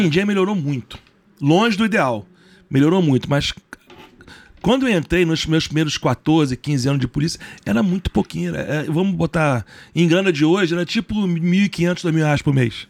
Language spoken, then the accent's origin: Portuguese; Brazil; eu sou brasileiro